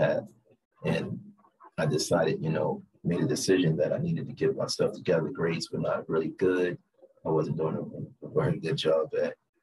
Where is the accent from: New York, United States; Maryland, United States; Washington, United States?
Maryland, United States; Baltimore; moved away as an adult; now in Las Vegas, United States; born and raised in Baltimore, me and Exquisite decided to move to from Baltimore to Las Vegas